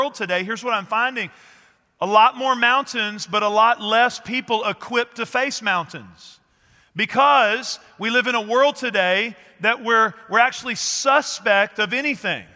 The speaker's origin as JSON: {"language": "English", "region": "East Texas", "country": "United States", "tie": "born or raised there", "said": "I grew up in East Texas"}